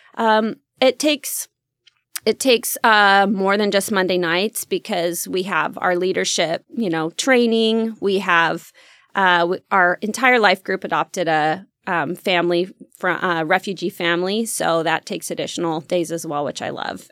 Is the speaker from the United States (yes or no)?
yes; Roseburg, Oregon, United States; grew up in the country in Roseburg area